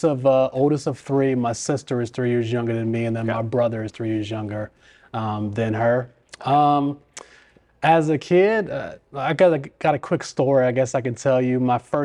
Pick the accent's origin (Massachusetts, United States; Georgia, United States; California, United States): California, United States; Los Angeles; born there; now in Richmond, United States; I was born in Los Angeles. My mother and father both went to college out in Los Angeles. They did not want to raise a family in Los Angeles.